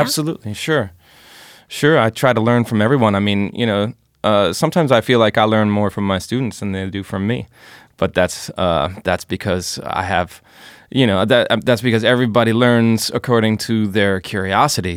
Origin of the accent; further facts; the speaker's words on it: United States; moved away as an adult; now in Berlin, Germany; I'm an American jazz guitarist, composer, band leader who lives in Berlin, been living here for about seven years